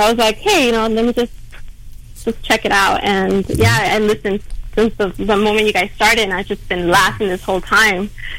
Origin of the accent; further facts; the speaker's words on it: Huntington Park, California, United States; also born or lived in Downey, California; now in Chino Hills, United States; Actually, I was born in Huntington Park.